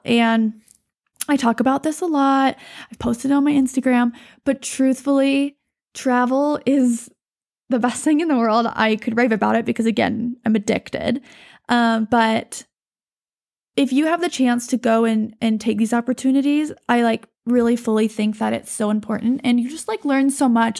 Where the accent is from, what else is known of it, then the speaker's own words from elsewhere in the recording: Montana, United States; I'm from Montana. I was raised here